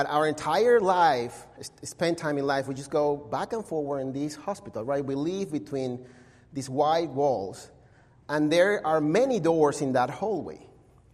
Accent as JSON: {"language": "English", "town": "Caracas", "region": "Capital District", "country": "Venezuela", "tie": "born or raised there", "second_language": "English", "moved": "as an adult", "lives_now": "Mesa, United States", "said": "I was born and raised in Caracas"}